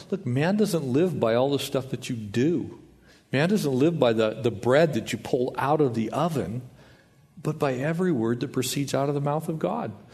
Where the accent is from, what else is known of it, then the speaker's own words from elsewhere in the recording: the South, United States; We're from the South